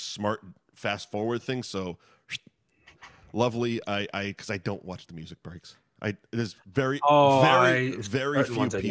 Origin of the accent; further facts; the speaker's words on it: North Shore of Boston, Massachusetts, United States; moved away; I grew up in the North Shore of Boston